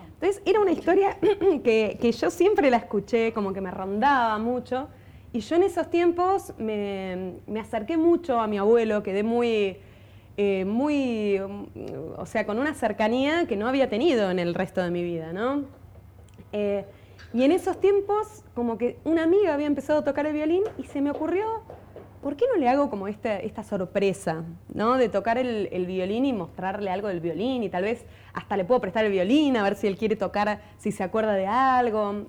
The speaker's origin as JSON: {"language": "Spanish", "region": "Buenos Aires", "country": "Argentina", "said": "yo soy de Buenos Aires, soy porteña"}